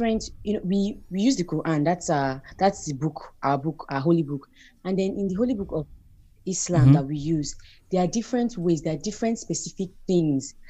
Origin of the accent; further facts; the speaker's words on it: Nigeria; I'm a Nigerian, I'm a Muslim, I'm 18 years old.